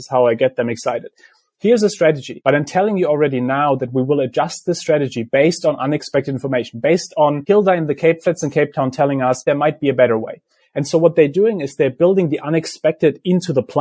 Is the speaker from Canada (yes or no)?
no; Germany; I grew up in Germany